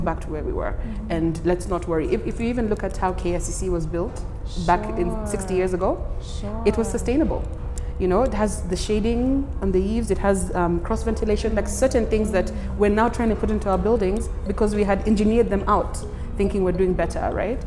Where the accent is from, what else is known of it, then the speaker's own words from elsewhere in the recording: Kenya; moved away as an adult; also born or lived in Canberra, Australia; I need to be in my home country to do that, and that's Kenya.